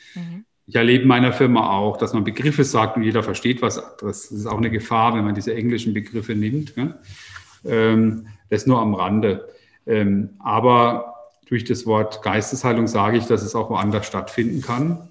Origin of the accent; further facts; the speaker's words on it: Baden-Württemberg, Germany; unsere Region in ganz anderes Licht zu rücken. Also ich habe meinen Heimatort als äh, sehr langweilig erlebt